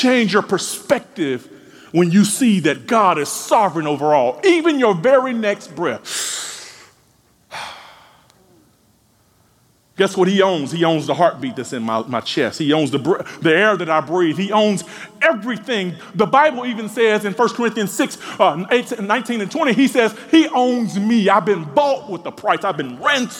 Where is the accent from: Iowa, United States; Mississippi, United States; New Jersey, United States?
Mississippi, United States; growing up in Mississippi